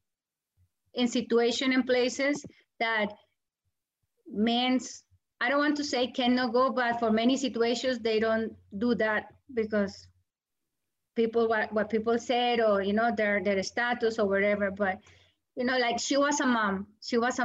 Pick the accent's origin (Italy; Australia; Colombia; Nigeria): Colombia; English is a second language; moved away as an adult; also born or lived in New York; now in United States; I am from Colombia